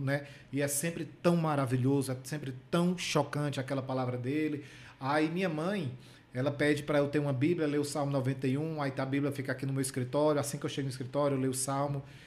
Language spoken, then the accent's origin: Portuguese; Paraíba, Brazil; moved away; na minha terra, né, na Paraíba